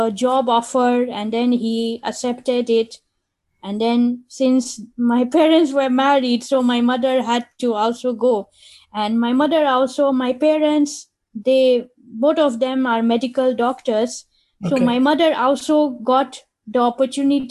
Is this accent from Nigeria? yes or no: yes; Nigeria; moved away as an adult; also born or lived in London / India; I grew up in Nigeria and I studied microbiology from there